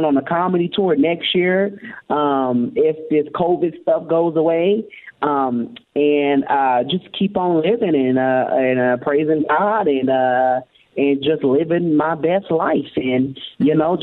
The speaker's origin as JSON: {"language": "English", "region": "Oklahoma", "country": "United States", "moved": "yes", "lives_now": "Texas, United States", "said": "I'm from Oklahoma. I stay in Texas"}